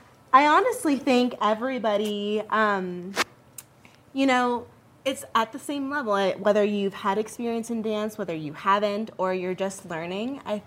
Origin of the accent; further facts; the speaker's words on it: Vail Valley, Colorado, United States; So I grew up here in the Avail Valley.